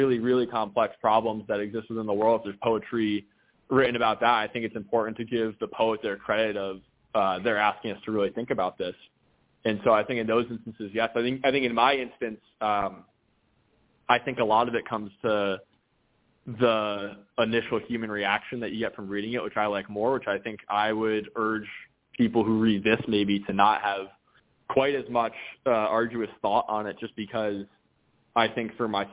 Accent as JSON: {"language": "English", "region": "New Hampshire", "country": "United States", "tie": "born or raised there", "also_born_or_lived": "Connecticut", "moved": "yes", "lives_now": "New York, United States", "said": "myself growing up in New Hampshire in that area"}